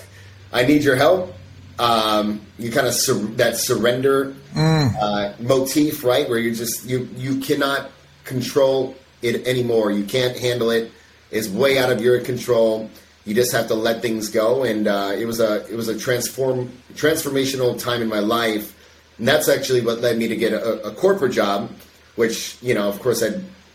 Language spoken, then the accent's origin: English; Chicago, Illinois, United States; suburb of Chicago.